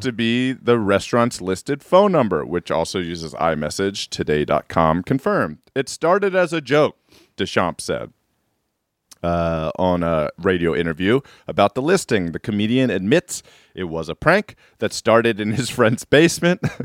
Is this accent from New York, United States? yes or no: no; Maryland, United States; I'm from Maryland